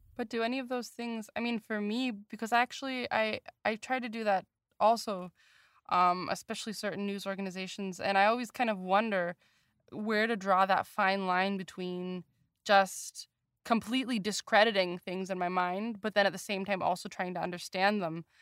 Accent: United States; as an American

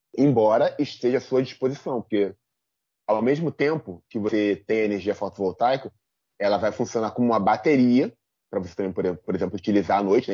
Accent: São João de Meriti, Rio de Janeiro, Brazil; Eu sou de São João de Meriti

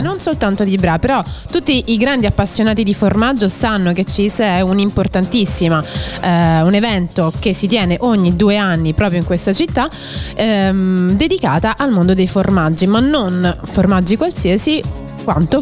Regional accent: Rome, Lazio, Italy; sono di Roma, orgogliosamente romana

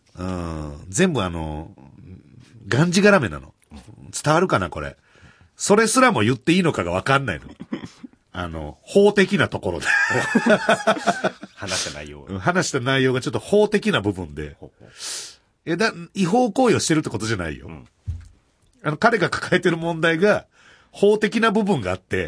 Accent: Kansai, Japan; moved away; 俺も関西出身

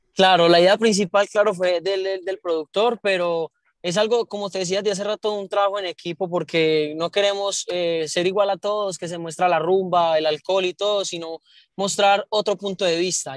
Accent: Santo Domingo, Antioquia, Colombia; yo soy de Antioquia, de, un pueblo que se llama Santo Domingo, Antioquia

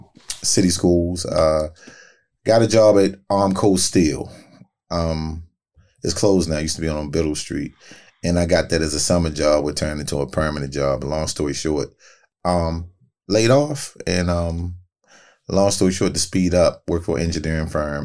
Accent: Baltimore, Maryland, United States; Both. I'm from Baltimore, period.

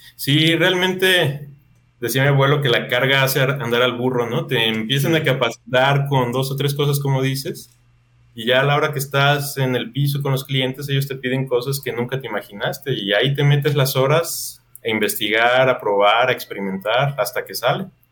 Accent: Mexico; aquí tú como mexicano

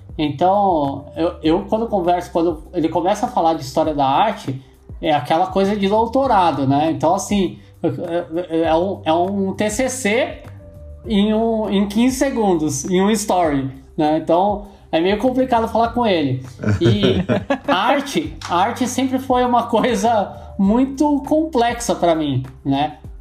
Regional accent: São Paulo, Brazil; eu sou da Zona Leste, minha mulher é da Zona Norte

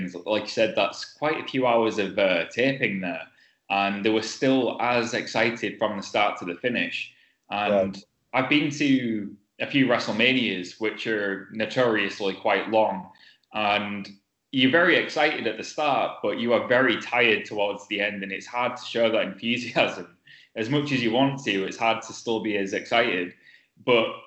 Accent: United Kingdom; being from the UK

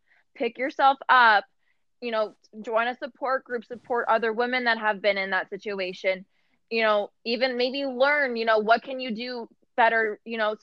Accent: Santa Clarita, California, United States; now in Austin, United States; I was born and raised outside of Los Angeles in a city called Santa Clarita.

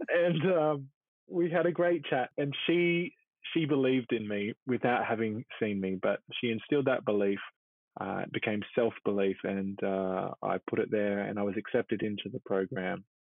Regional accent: Blacktown, New South Wales, Australia; I grew up in Blacktown, Darug Mobland, and so my parents became pastors. My dad felt a calling to preach in a Christian church, and so began one in Blacktown two months before I was born. Previously, they had lived in a suburb called Merrylands

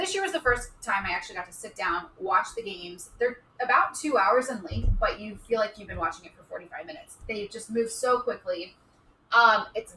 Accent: Midwest, United States; now in Los Angeles, United States; I grew up in the Midwest

